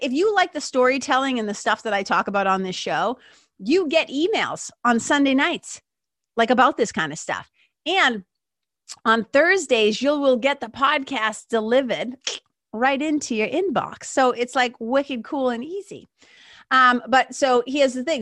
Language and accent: English; Lawrence, United States; we grew up in Lawrence